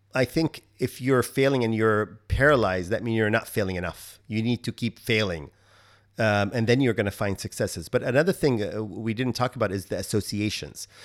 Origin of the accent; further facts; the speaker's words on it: Kuwait; moved away; I'm from Kuwait